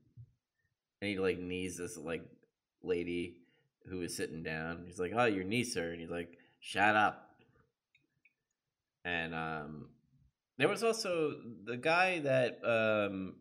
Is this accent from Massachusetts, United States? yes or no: no; New York, United States; I'm from New York